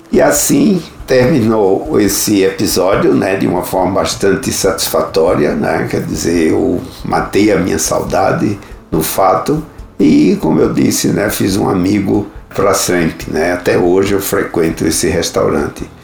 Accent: Northeast Brazil, Brazil; also born or lived in Munich, Germany; como nordestino, ávido para comer uma carne de sol com feijão verde e macaxeira, né, me livrando assim da carne de porco e das batatas da Alemanha

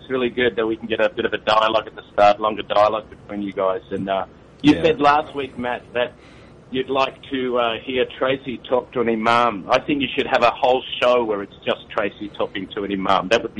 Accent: Sydney, New South Wales, Australia; now in Tokyo, Japan; I'm from Sydney.

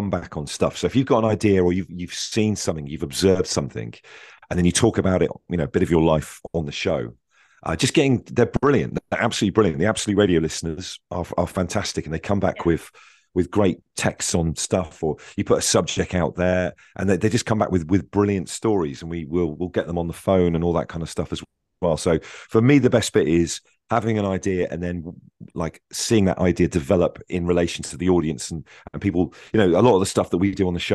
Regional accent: Devon, South West England, United Kingdom; moved away as an adult; also born or lived in Swansea / Bristol; I grew up in Devon

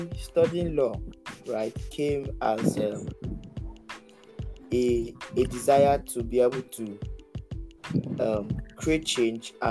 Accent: Nigeria; I am a Nigerian

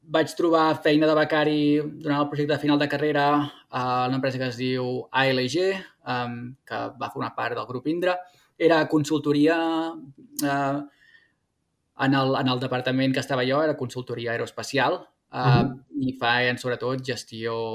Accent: Terrassa, Catalonia, Spain; moved away as an adult; now in California, United States; jo sóc de Terrassa

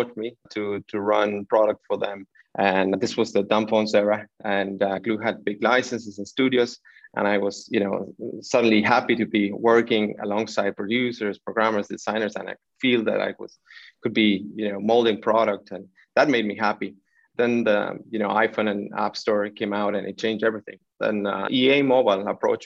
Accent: Buenos Aires, Argentina; moved away as an adult; also born or lived in London / Santiago, Chile; I was born in Buenos Aires, Argentina

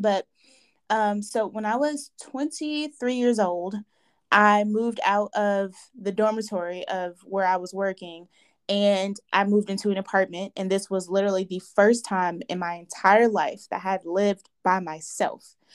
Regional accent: Nigeria; I am a Nigerian woman

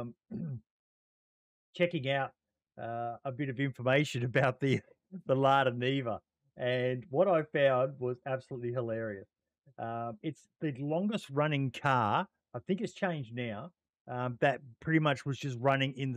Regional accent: Australia; as an Australian

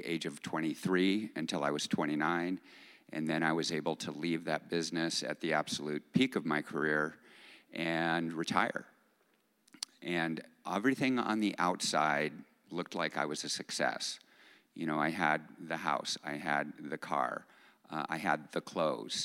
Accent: Phoenix, Arizona, United States; I grew up in Phoenix

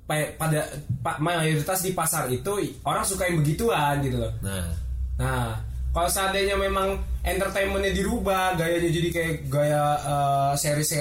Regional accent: North Sumatra, Indonesia; Bah gue orang Batak

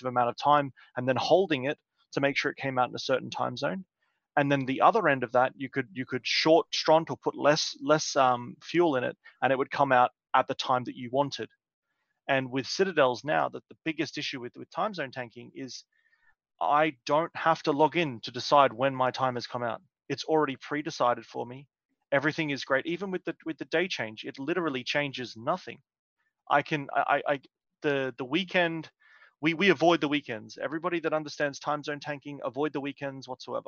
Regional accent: Australia; I came from Australia.

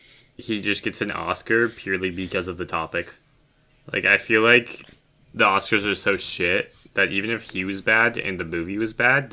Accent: United States; as someone who is a quarter Japanese and was born and raised in America

